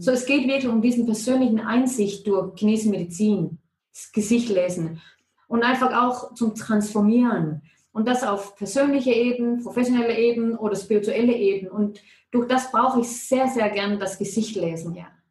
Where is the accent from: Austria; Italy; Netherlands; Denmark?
Denmark; German is a second language; moved away as an adult; now in Ilanz, Switzerland; wenn irgendetwas komisch tönt mit meinem Deutsch, ist es, weil ich bin Dänin, obwohl dass ich schon 20 Jahre hier